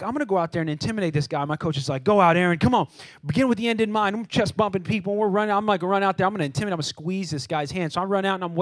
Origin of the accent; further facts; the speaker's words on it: California, United States; moved away as an adult; now in Texas, United States; I'm from California